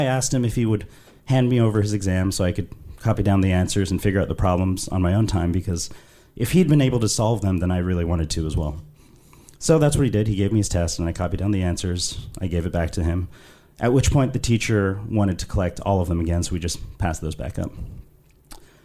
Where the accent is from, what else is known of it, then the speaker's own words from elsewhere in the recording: London, United Kingdom; I was raised in London, which I'm sure you can tell from my accent.